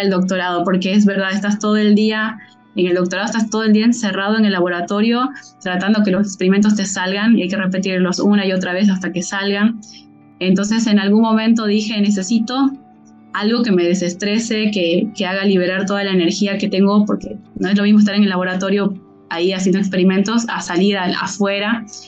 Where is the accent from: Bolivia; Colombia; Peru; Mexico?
Bolivia; siendo boliviana